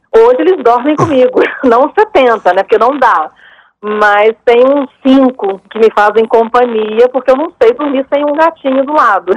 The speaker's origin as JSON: {"language": "Portuguese", "town": "Laranja da Terra", "region": "Espírito Santo", "country": "Brazil", "tie": "born or raised there", "also_born_or_lived": "Vitória, Brazil", "moved": "yes", "said": "Eu mudei para cá em 2016, que é a minha terra natal"}